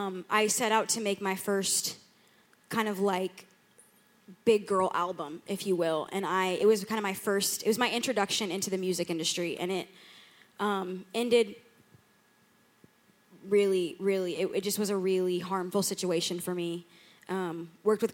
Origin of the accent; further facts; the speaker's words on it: Atlanta, Georgia, United States; moved away as an adult; also born or lived in Chicago; now in Rockford, United States; I grew up in Atlanta